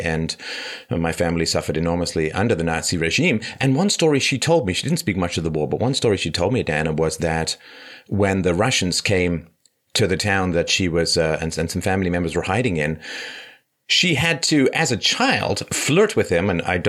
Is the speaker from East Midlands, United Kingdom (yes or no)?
no; London, United Kingdom; also born or lived in Ireland; I mean, I grew up I was born in Ireland, but I grew up in London.